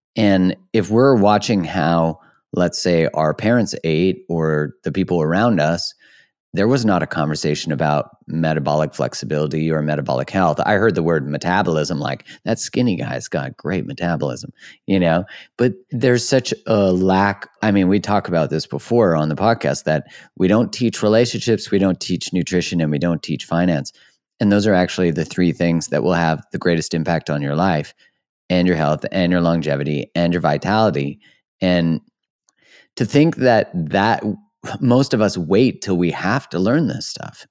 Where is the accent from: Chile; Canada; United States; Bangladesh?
Canada; I'm a Canadian